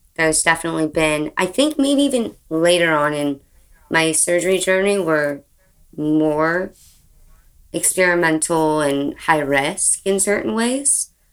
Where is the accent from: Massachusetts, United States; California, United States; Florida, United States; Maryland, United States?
California, United States; right outside of San Francisco; I grew up right outside of San Francisco